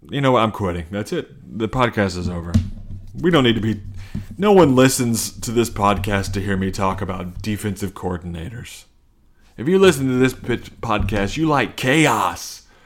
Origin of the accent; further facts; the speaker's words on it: Cincinnati, Ohio, United States; which is true, but I'm mostly from Cincinnati, Ohio.